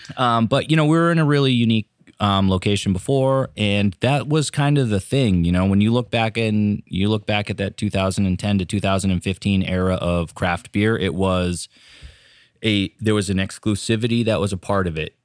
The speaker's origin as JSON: {"language": "English", "town": "Raymond", "region": "New Hampshire", "country": "United States", "tie": "born or raised there", "also_born_or_lived": "Portland, Maine / Exeter, New Hampshire", "lives_now": "Hampton, United States", "said": "we both grew up in Raymond."}